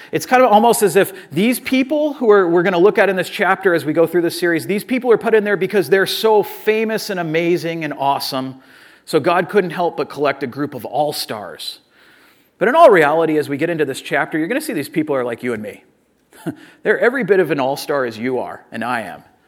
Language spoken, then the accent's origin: English; Orange County, California, United States; I'm from Orange County. I'm a Southern California person